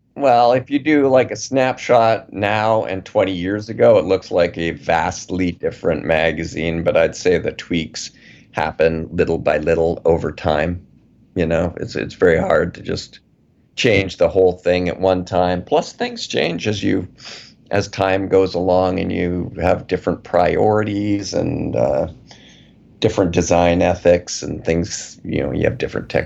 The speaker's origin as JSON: {"language": "English", "town": "Calgary", "region": "Alberta", "country": "Canada", "tie": "born or raised there", "said": "I grew up in Calgary"}